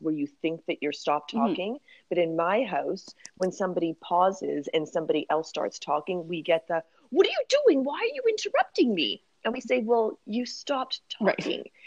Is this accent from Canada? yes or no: yes; Winnipeg, Manitoba, Canada; moved away as an adult; now in Toronto, Canada; We are all born and raised in Winnipeg